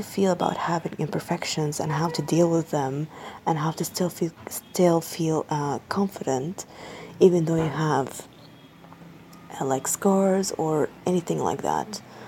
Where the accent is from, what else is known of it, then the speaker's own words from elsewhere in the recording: Egypt; I'm 24 years old and I'm from Egypt.